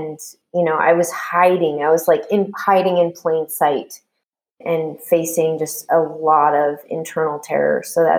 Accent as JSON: {"language": "English", "town": "Washington", "region": "District of Columbia", "country": "United States", "tie": "born or raised there", "said": "So I ended up going to Catholic University because I got a full ride in my hometown."}